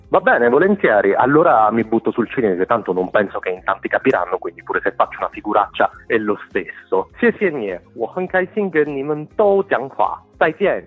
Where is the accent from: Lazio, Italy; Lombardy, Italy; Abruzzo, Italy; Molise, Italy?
Molise, Italy; first language Italian; moved away as an adult; also born or lived in Taiwan; now in Berlin, Germany; Io sono originario del Molise